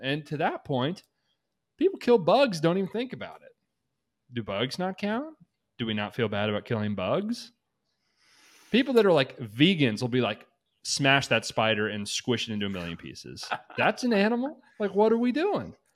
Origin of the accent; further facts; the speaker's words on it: United States; I'm from America